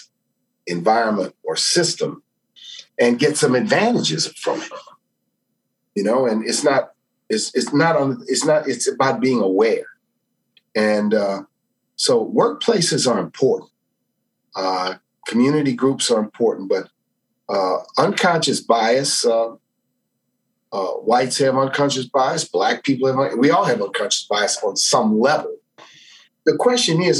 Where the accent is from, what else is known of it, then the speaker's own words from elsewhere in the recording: New Orleans, Louisiana, United States; I grew up in New Orleans